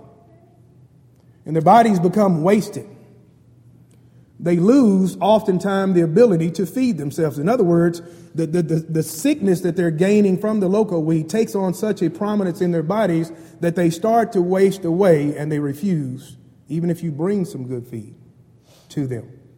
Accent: Bryan, Texas, United States; I grew up in Bryan, Texas, a very small town in Brazos Valley, and I consider myself a country boy.

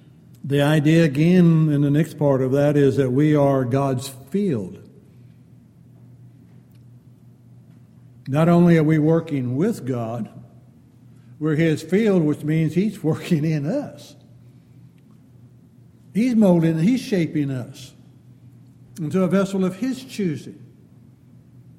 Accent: California, United States; moved away; growing up in California out in the hills

